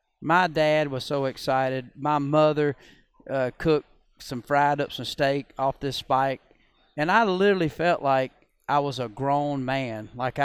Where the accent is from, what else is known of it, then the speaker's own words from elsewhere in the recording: Georgia, United States; I grew up in Georgia